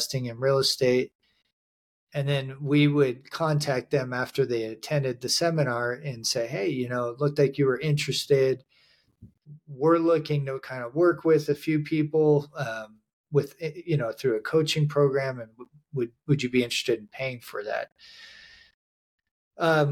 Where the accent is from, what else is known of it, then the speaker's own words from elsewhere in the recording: Montana, United States; I grew up in Montana